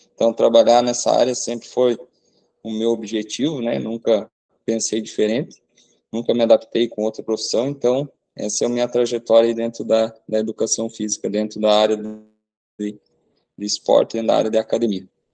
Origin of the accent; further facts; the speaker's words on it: Santa Teresinha, Brazil; a minha cidade natal, aqui para Santa Teresinha